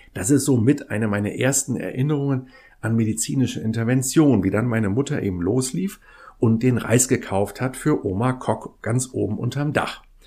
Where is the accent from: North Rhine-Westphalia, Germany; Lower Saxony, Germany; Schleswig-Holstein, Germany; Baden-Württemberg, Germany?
Schleswig-Holstein, Germany; Kiel; bin in Kiel ja groß geworden